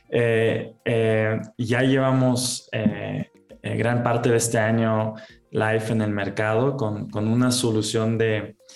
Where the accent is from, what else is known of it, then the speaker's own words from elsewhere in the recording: Germany; soy alemán, eh, también tengo nacionalidad mexicana, he vivido en muchos países.